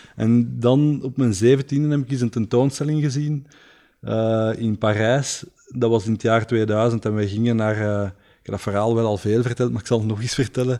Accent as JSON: {"language": "Dutch", "town": "Leuven", "region": "Flanders", "country": "Belgium", "tie": "born or raised there", "also_born_or_lived": "Antwerp", "moved": "as an adult", "said": "omdat ik hier geboren ben"}